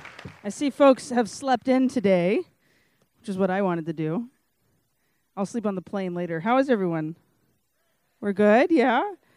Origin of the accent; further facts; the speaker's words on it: Lake Charles, Louisiana, United States; And I'm obviously from Lake Charles, Louisiana, and I had no desire whatsoever to move to Scranton, Pennsylvania.